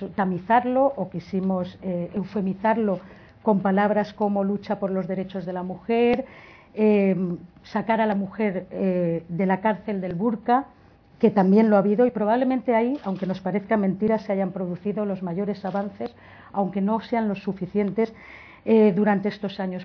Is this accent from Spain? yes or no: yes; Valencian Community, Spain; soy valenciana